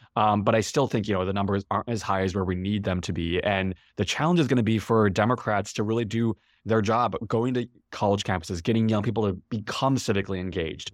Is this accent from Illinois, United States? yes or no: yes; Chicago, Illinois, United States; I'm from Chicago and I remember seeing the two thousand eight, um, you know, inauguration, uh, in Grant Park, um, from home